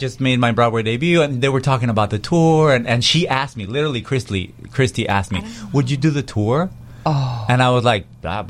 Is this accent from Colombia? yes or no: no; Monterrey, Nuevo León, Mexico; moved away as an adult; it's 4 hours away from Monterrey, Mexico, which is my hometown.